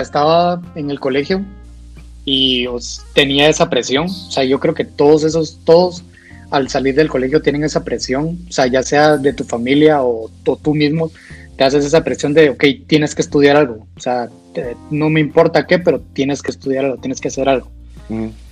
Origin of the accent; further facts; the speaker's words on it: Guatemala; yo vengo de Guatemala